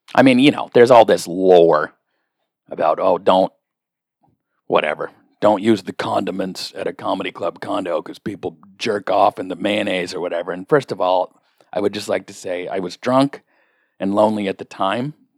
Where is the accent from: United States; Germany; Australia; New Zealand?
United States; the Northwest, Pacific Northwest; I'm from the Northwest.